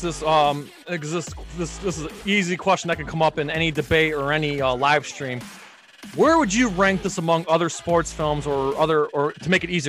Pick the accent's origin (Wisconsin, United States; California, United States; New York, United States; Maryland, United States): New York, United States; Syracuse; I'm from Syracuse